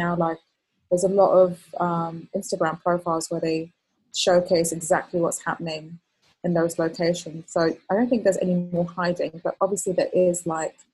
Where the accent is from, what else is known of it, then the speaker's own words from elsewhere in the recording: Kuwait; also born or lived in Palestine; I was actually there, and so I was born there, but I was I grew up in Kuwait because my dad worked in Kuwait